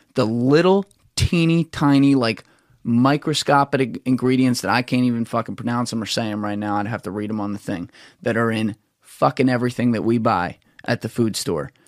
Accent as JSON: {"language": "English", "region": "New Jersey", "country": "United States", "said": "I'm from New Jersey"}